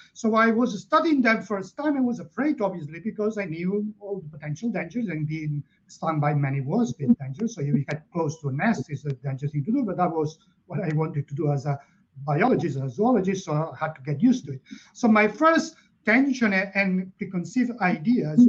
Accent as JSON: {"language": "English", "region": "Catalonia", "country": "Spain", "tie": "born or raised there", "also_born_or_lived": "Barcelona", "moved": "as an adult", "lives_now": "United Kingdom", "said": "I'm originally from Catalonia and I live in the UK, but I grew up there."}